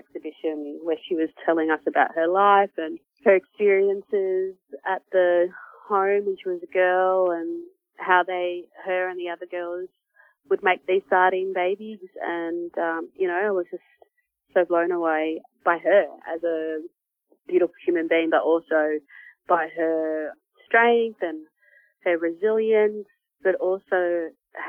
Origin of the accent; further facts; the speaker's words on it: Australia; now in Victoria, Australia; I am from Gamilaroi Kuma Murawari Nations. Yeah, and I've been down here in Victoria or on Kulin country working in the arts the last 10 years.